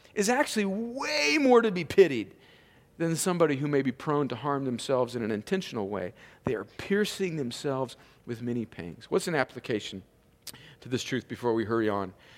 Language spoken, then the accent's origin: English; California, United States; moved away; I grew up out in California where there was cattle ranchers